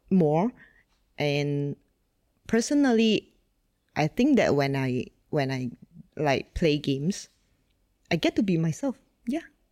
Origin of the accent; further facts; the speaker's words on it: Sungai Petani, Kedah, Malaysia; born and raised in Malaysia, uh, in fact, in a really small town called Sungai Petani